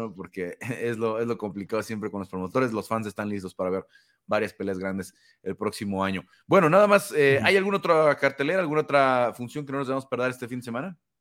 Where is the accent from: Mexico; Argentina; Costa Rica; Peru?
Mexico; obviamente mexicano